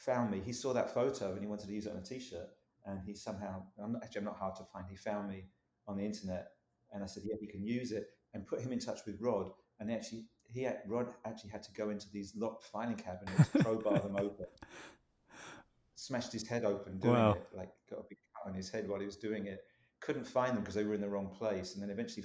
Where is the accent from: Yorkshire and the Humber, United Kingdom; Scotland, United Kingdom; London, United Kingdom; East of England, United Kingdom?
London, United Kingdom; moved away as an adult; now in San Francisco, United States; I'm from London, from East London